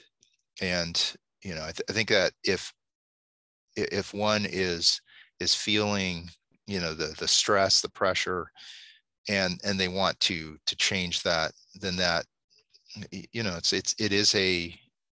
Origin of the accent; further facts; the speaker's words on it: Alaska, United States; moved away; growing up in Alaska